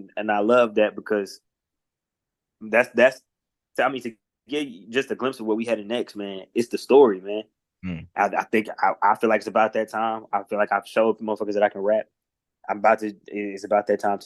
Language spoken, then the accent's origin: English; Indianapolis, Indiana, United States; I'm from Post